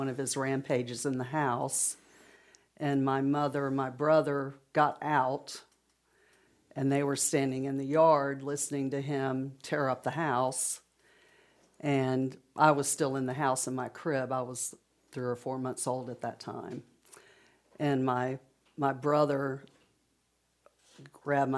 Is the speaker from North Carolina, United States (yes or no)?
yes; Burlington, North Carolina, United States; I was born in Burlington, North Carolina